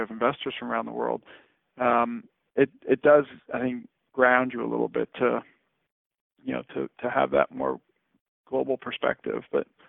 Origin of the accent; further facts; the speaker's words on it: Hong Kong; I grew up in Hong Kong, and so you look back on that in a wildly overcrowded city, and to be in the absolute distinct minority.